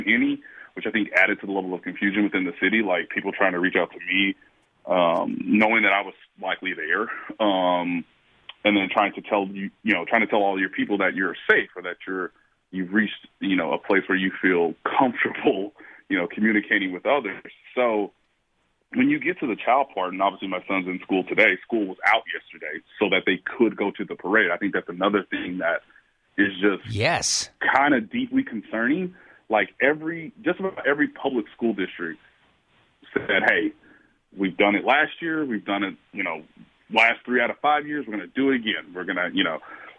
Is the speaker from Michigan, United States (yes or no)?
no; Kansas City, Missouri, United States; my hometown